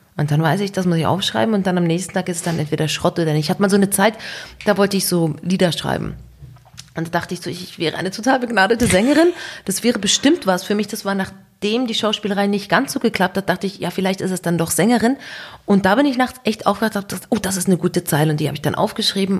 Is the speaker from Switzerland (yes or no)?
yes; Switzerland; bei uns in der Schweiz